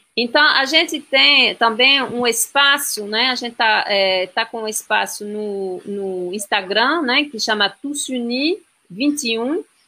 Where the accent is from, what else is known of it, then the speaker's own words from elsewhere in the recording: France; Portuguese is a second language; now in Brazil; Eu sou francesa